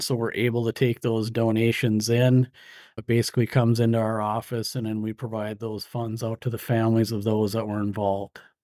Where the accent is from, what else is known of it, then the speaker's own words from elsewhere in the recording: Iron Range, Minnesota, United States; also born or lived in St. Cloud, Minnesota; I grew up on the Iron Range in Minnesota